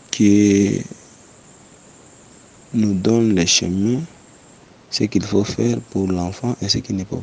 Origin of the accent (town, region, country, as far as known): DR Congo